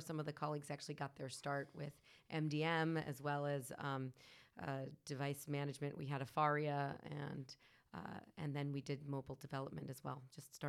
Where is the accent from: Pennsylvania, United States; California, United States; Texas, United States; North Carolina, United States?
California, United States; San Ramon; I am actually from San Ramon, California, Bay Area.